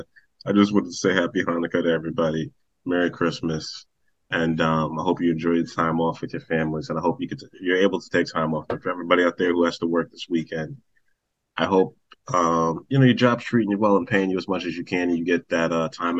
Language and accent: English; New York City, New York, United States; we all grew up in New York